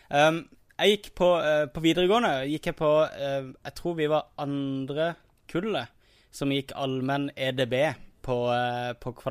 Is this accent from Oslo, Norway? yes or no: no; around Kristiansand, Agder, Norway; Da jeg vokste opp, så Rundt Kristiansand